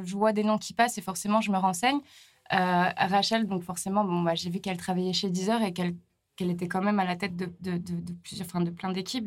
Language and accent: French; La Bernerie-en-Retz, Pays de la Loire, France; moved away as an adult; also born or lived in Australia; je viens d'à côté de Nantes, et dans un petit village qui s'appelle la Bernerie